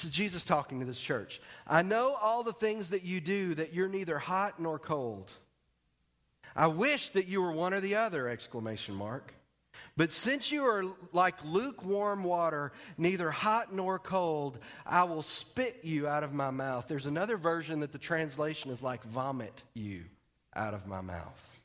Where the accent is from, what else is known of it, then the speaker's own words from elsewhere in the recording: Texas, United States; moved away; I'm from Texas